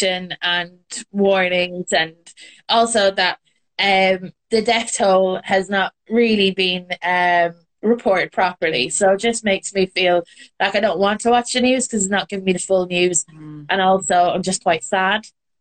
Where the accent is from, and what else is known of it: Ireland; moved away as an adult; also born or lived in Britain; now in United Kingdom